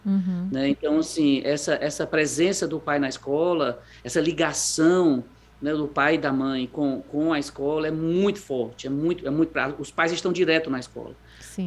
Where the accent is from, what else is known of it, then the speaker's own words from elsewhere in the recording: Fortaleza, Ceará, Brazil; moved away as an adult; Sou daí, sou de Fortaleza, nasci aí. Uh, e, e aí fiquei até mais ou menos a faculdade, quando eu fui embora